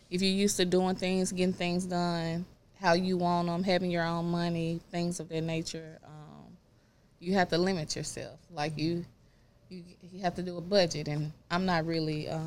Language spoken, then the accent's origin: English; Raleigh, North Carolina, United States; you know, growing up in Raleigh, uh, Timberlake.